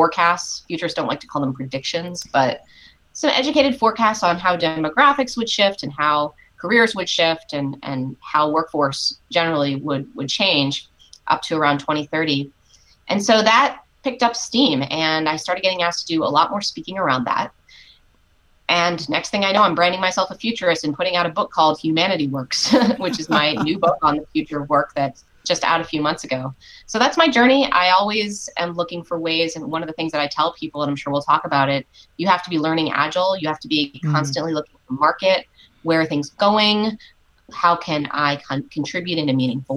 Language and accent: English; Washington, District of Columbia, United States; When I was 12 years old, I was growing up in Washington, D.C.